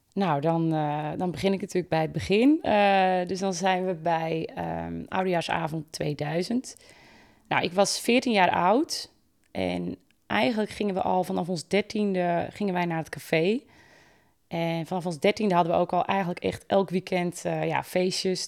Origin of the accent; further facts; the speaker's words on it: Volendam, North Holland, Netherlands; bij ons in Volendam